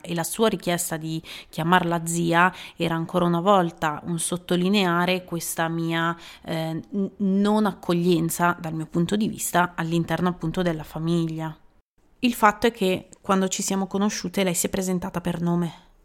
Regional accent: Italy; moved away as an adult; also born or lived in England; delle persone del mio paese

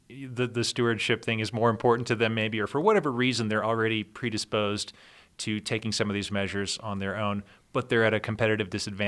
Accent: Pennsylvania, United States; I told him I was from Pennsylvania.

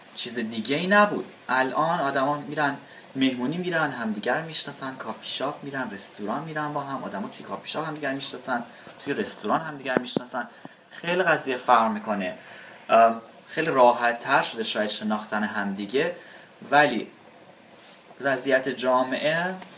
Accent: Iran; moved away as an adult; سی سالمه دو سال پیشم از ایران اومدم بیرون برای همیشه

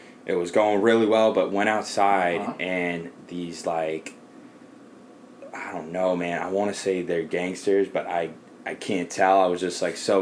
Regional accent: Ojai, California, United States; moved away; I'm from Ojai. It's a small town

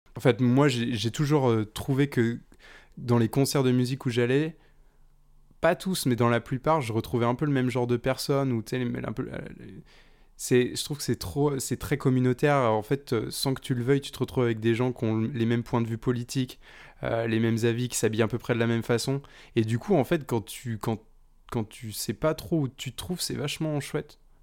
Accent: Nantes, Pays de la Loire, France; moi, je viens de Nantes, donc près de, près de Nantes

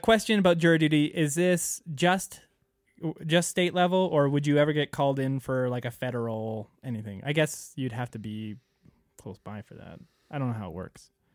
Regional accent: Canada; now in United States; being a Canadian living in the United States

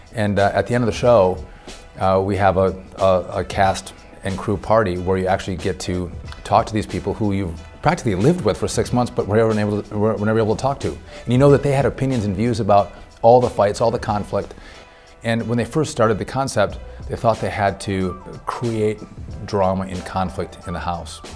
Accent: northern Wisconsin, United States; I grew up uh, my whole life in a small town with five brothers, five sisters

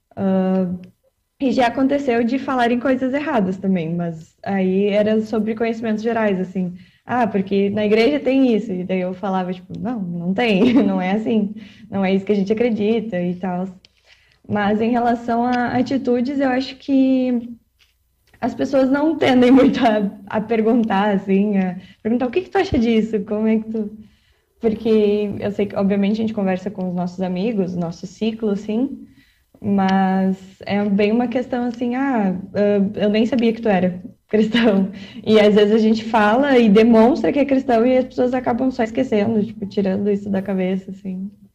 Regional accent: Canoas, Rio Grande do Sul, Brazil; eu sou de Canoas, moro em Canoas

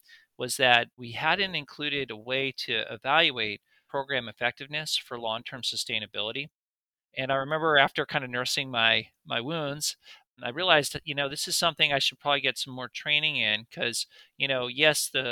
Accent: Dedham, Massachusetts, United States; also born or lived in California / Baltimore; I grew up in Dedham, Massachusetts

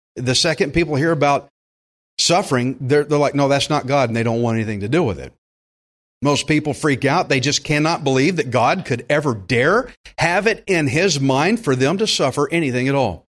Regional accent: Texas, United States; I'm from Texas

